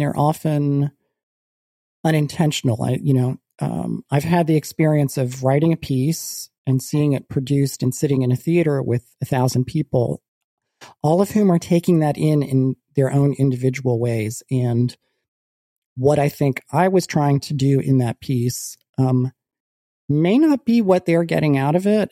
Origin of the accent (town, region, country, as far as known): United States